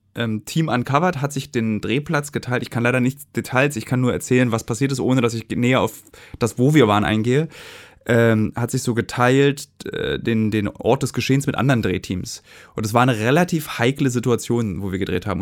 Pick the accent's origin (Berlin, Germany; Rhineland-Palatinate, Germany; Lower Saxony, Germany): Berlin, Germany; also born or lived in Hamburg; musste ja auch nach Hamburg ziehen, was als Berliner ja ein bisschen schwerer ist